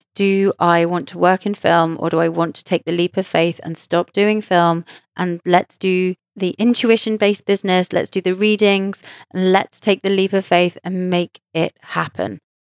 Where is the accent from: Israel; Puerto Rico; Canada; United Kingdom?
United Kingdom; in London, in my home country